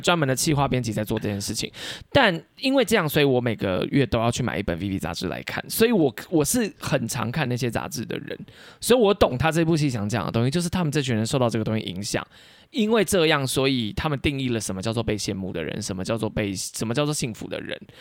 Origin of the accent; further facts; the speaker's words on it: Nantou County, Taiwan; moved away as an adult; also born or lived in Taipei; now in Taichung, Taiwan; 从小到大，我也都一直待在乡。我是男头人